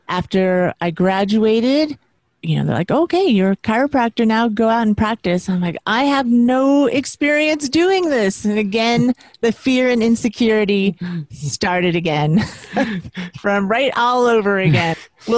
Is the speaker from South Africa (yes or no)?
no; West Coast, United States; now in New York, United States; I moved to New York, New York City, which I'm from the West Coast, is completely different. And I really hadn't been to the East Coast, so I didn't know what to expect.